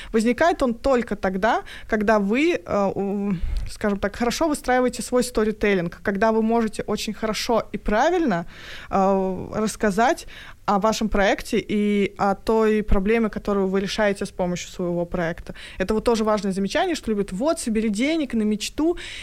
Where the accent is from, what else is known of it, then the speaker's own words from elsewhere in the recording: Tatarstan, Russia; Я сама из Татарстана